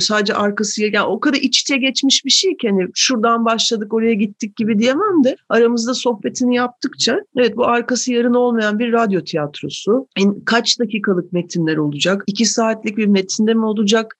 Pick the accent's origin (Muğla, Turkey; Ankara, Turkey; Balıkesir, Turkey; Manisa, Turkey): Ankara, Turkey; moved away as an adult; now in Istanbul, Turkey; Ankaralıyım ben doğuma büyüme